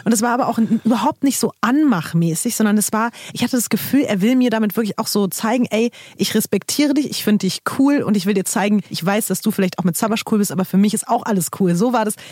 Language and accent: German; Berlin, Germany; ich komme halt aus Berlin